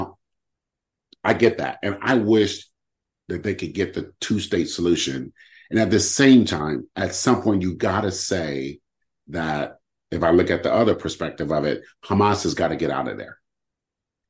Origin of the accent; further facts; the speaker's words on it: United States; as a Black man growing up in America